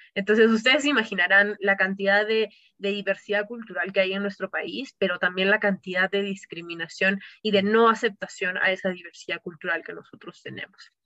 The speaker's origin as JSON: {"language": "Spanish", "region": "Cusco", "country": "Peru", "said": "yo soy, por ejemplo, cusqueña, yo vivo"}